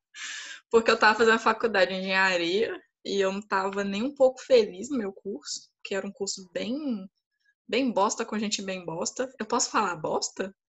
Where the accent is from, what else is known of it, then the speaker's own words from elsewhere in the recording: Belo Horizonte, Minas Gerais, Brazil; moved away as an adult; now in São Paulo, Brazil; E saí de BH, sou de Belo Horizonte, sou mineira, graças a Deus